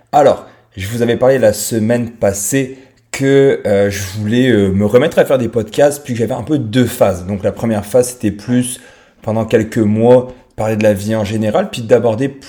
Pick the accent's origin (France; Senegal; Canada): France; accent: French; j'ai 36 ans actuellement. j'ai un petit accent français parce que je viens de France.